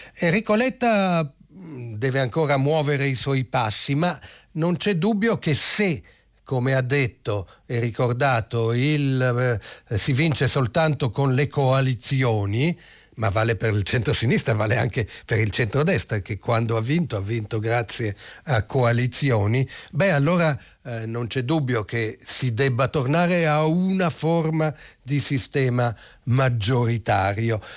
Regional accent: Italy; cittadino italiano con un nome un po' strano che arrivò da bambino all'età di tre anni

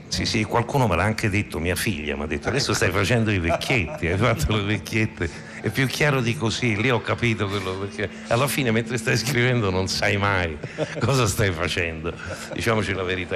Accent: Rome, Lazio, Italy; io sono romano

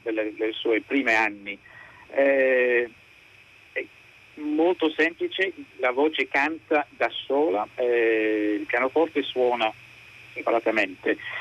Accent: England, United Kingdom; Italian is a second language; io sono inglese

